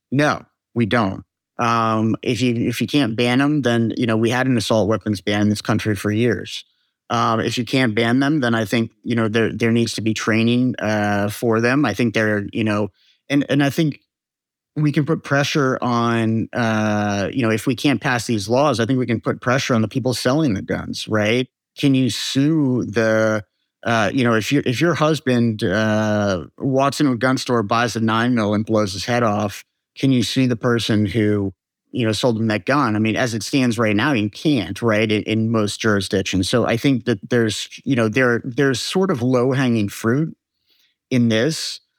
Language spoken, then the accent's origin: English; United States; because we are American